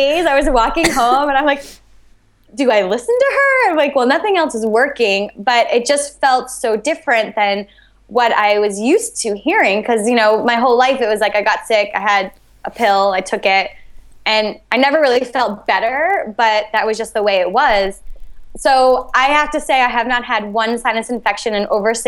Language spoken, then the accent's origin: English; New Hampshire, United States; also born or lived in New York; now in Los Angeles, United States; I grew up in New Hampshire, I knew Boston